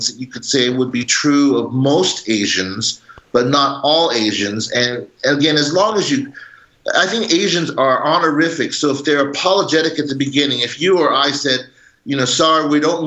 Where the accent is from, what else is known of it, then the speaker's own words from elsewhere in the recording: Pasadena, California, United States; I was born in Pasadena in the 60s, and at that time it was pretty Caucasian. It was all white. So my identity was that I thought I was white. I grew up eating hot dogs and tacos.